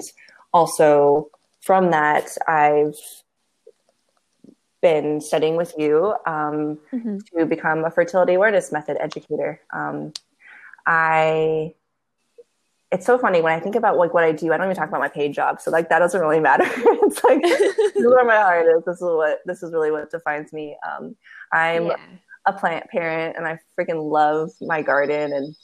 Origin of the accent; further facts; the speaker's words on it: Las Vegas, Nevada, United States; now in Oakland, United States; I was born and raised in Las Vegas, Nevada, and I was raised there